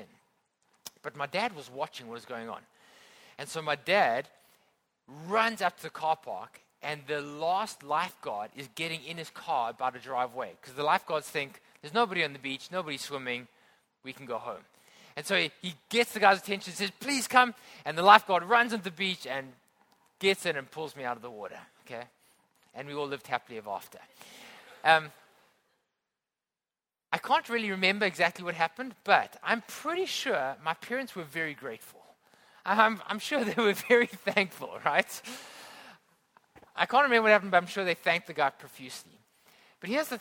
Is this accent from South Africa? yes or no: yes; Johannesburg, Gauteng, South Africa; now in Hong Kong; I grew up in South Africa and I grew up inland in a place called Johannesburg.